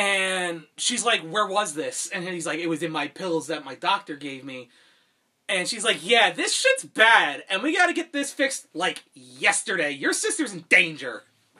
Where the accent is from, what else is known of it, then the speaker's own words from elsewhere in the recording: United States; me being an American